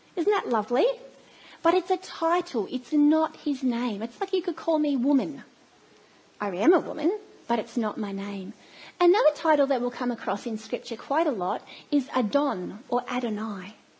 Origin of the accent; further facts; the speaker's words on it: Australia; accent: Australian twang; It's a very Australian twang